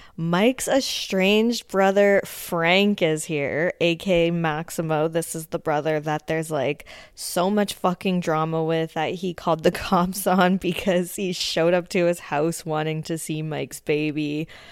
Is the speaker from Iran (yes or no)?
no; Canada; also born or lived in Ontario; being a Canadian that lives in Ontario